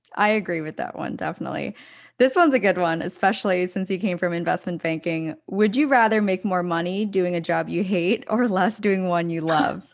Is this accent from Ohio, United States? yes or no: no; Pennsylvania, United States; I'm from, uh, outside, like an hour outside of Philadelphia, so, um, grew up on the East Coast